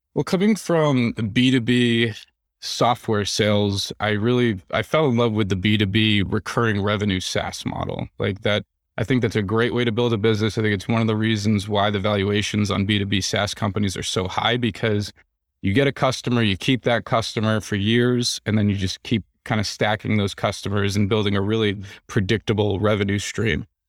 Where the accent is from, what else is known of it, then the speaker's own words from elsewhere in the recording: New Jersey, United States; also born or lived in New York City area; now in Nashville, United States; I'm from New Jersey